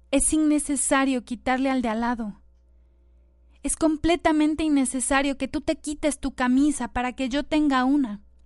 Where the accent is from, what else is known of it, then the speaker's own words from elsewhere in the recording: Mexico; nuestro queridísimo México